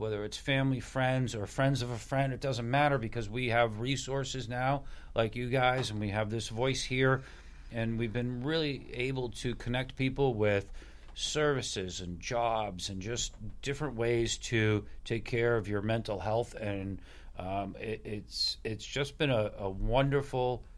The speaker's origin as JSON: {"language": "English", "town": "Hingham", "region": "Massachusetts", "country": "United States", "tie": "born or raised there", "said": "I graduated high school with Keith. I'm from Hingham"}